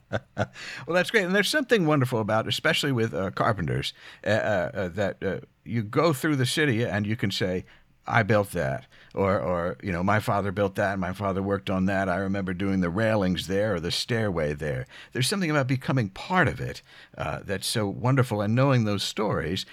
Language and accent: English; near Philadelphia, Pennsylvania, United States; moved away; our shared background growing up near Philadelphia